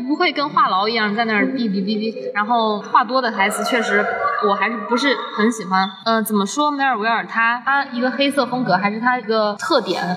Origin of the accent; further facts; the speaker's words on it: Zhejiang, China; 我来自浙江